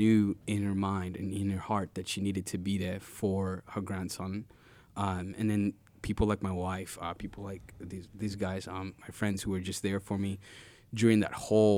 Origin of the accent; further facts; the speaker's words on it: Uganda; now in Kenosha, United States; growing up in Uganda, every time we were naughty in class